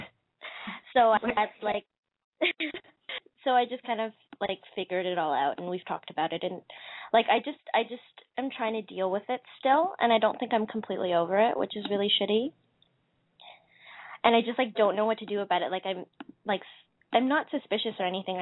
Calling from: Alberta, Canada; I'm calling from Alberta.

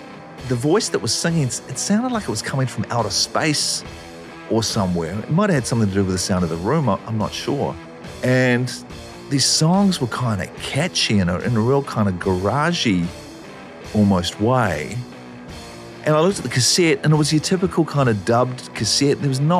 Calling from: Auckland, New Zealand; I'm calling from Auckland in New Zealand.

